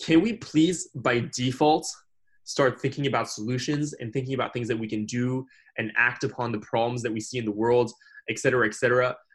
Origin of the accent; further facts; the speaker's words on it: France; moved away; I grew up in France and I learned the history of France